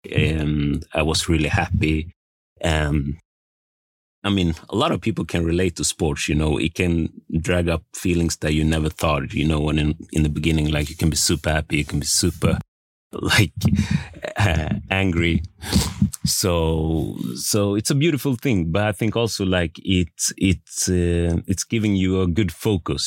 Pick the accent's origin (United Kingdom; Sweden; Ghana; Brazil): Sweden; Västerås, Västmanland; I'm born and raised in Sweden. I came from a small town called Västerås.